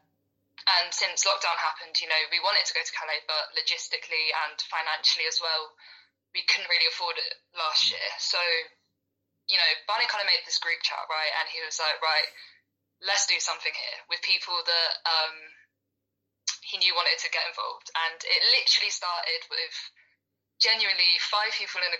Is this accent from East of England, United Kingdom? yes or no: yes; Norwich, East of England, United Kingdom; moved away as an adult; now in Bristol, United Kingdom; I'm from Norwich, which is quite a small city, literally the other side to Bristol, which is where I'm living now.